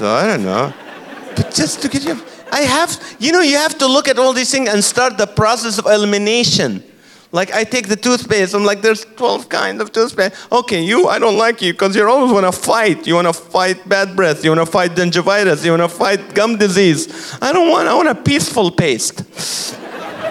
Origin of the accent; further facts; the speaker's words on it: Kuwait; now in California, United States; I'm from the Middle East, and I grew up in Kuwait